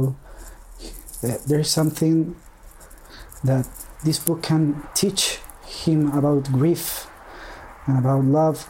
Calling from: Chile; I'm calling from Chile

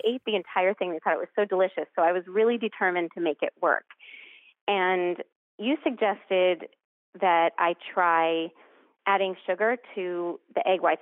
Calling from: Lexington, Massachusetts, United States; I'm calling from Lexington, Massachusetts.

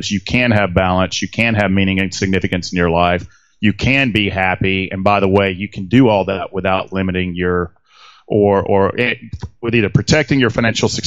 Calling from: Atlanta, Georgia, United States; I'm actually about 50 miles outside of Atlanta, Georgia. I actually live in downtown Atlanta

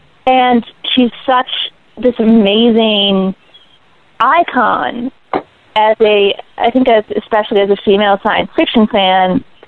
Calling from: New York City, New York, United States; calling from Brooklyn.

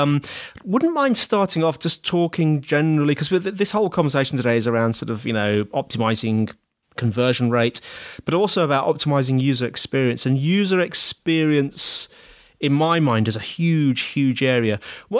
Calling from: Dover, South East England, United Kingdom; I'm recording from Dover today, Dover in the UK, down in the bottom corner of the UK, and it's sunny and warm.

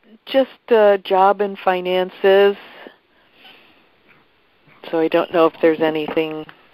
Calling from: Illinois, United States; Hi, this is … calling from Illinois.

